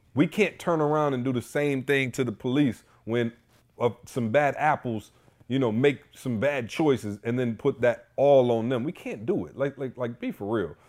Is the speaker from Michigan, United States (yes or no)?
yes; Lansing, Michigan, United States; I grew up in Lansing